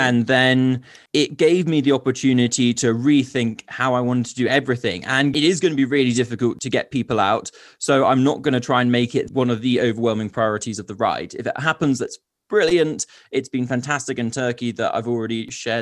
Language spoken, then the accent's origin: English; United Kingdom; being British